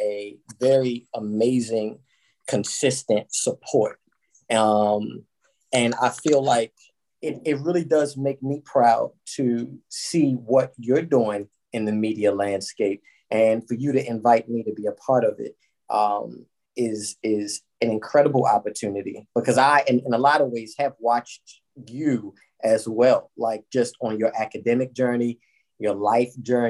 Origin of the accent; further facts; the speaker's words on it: Baltimore, Maryland, United States; moved away as an adult; also born or lived in Philadelphia, Pennsylvania / Los Angeles, California; I'm born and raised in Baltimore, Maryland. Baltimore's my stomping grounds